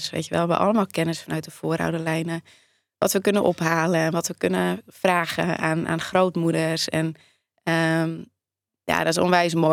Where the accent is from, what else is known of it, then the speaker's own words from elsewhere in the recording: Netherlands; Ik ben in Nederland